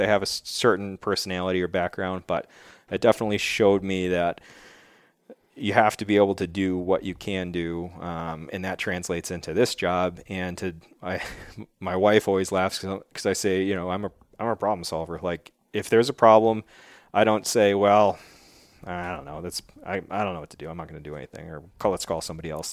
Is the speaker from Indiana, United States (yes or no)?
no; Wheatfield, New York, United States; moved away as an adult; now in New Hampshire, United States; I grew up in Wheatfield, New York, which is really like Niagara Falls